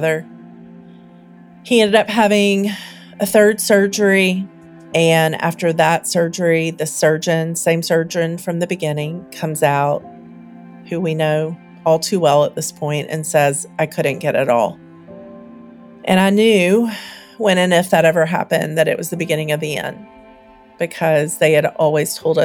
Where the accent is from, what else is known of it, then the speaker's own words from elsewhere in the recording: the South, United States; now in Nashville, United States; I grew up in the South, and we were poor